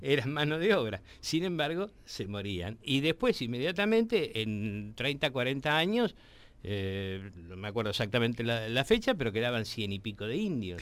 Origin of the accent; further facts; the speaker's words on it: Quilmes, Buenos Aires Province, Argentina; moved away; yo viví en Quilmes, me, una buena parte de mi adolescencia la pasé en Quilmes